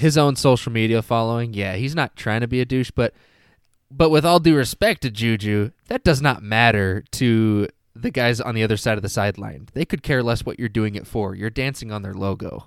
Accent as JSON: {"language": "English", "region": "Washington", "country": "United States", "tie": "born or raised there", "moved": "yes", "lives_now": "Michigan, United States", "said": "I grew up in Washington"}